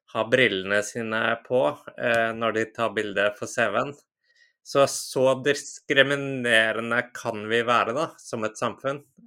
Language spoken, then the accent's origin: Norwegian; Iceland; moved away as an adult; also born or lived in United Kingdom; now in Lørenskog, Norway; Jeg er fra Island eh, opprinnelig.